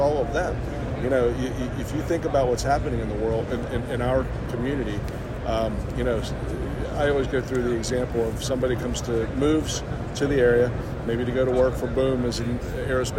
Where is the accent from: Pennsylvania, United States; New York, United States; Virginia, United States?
Pennsylvania, United States; Pittsburgh; moved away as an adult; now in North Carolina, United States; I'm from Pittsburgh originally. My wife and I moved there 25 years ago